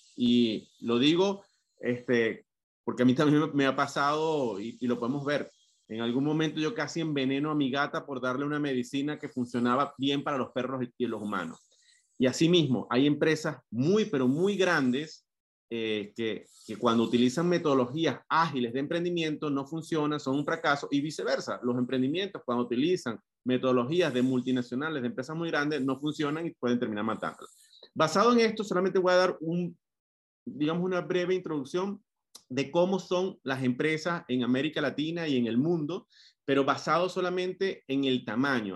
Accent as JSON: {"language": "Spanish", "country": "Venezuela", "moved": "as an adult", "said": "soy venezolano, tengo casi ocho años fuera de, de Venezuela"}